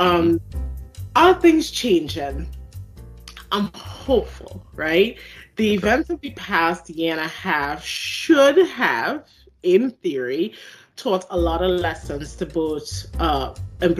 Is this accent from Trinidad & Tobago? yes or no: yes; Trinidad & Tobago; moved away as an adult; also born or lived in South Carolina, United States; now in United States; I have an accent that people hear that I don't hear. So I am originally from Trinidad and Tobago in the Caribbean. I came to the U.S. in, I'm going to date myself, 2003